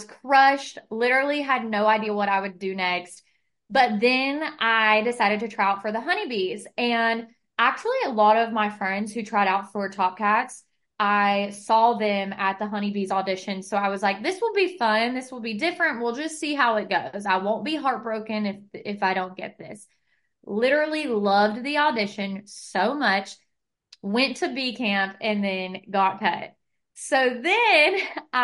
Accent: West Virginia, United States; moved away; I grew up in West Virginia

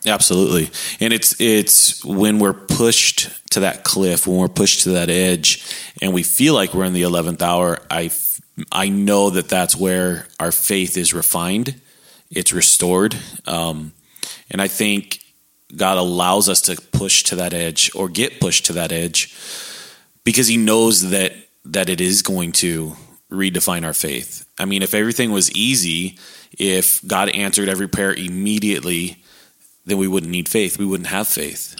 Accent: San Diego, California, United States; moved away as an adult; also born or lived in Alaska / Hawaii; now in Texas, United States; born just outside of San Diego, California. Uh, born and raised there.

